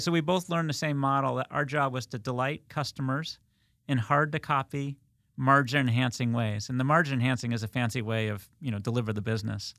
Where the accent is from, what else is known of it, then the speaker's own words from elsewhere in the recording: United States; I grew up in Westchester, that's why I, I throw in the wicked.